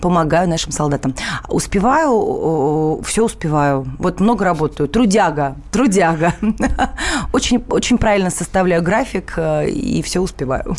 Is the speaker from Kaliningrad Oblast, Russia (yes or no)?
no; Moscow, Russia; у папы в Москве, я москвичка